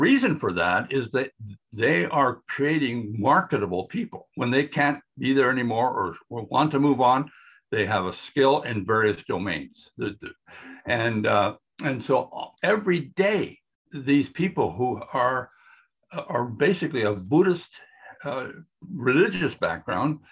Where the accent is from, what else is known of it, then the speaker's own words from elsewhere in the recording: Canada; moved away; also born or lived in Brazil; I'm a Canadian still.